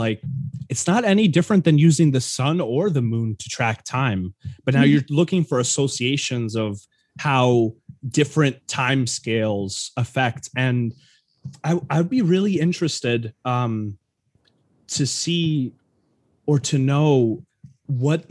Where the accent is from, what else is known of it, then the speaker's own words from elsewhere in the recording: New York, United States; I'm from New York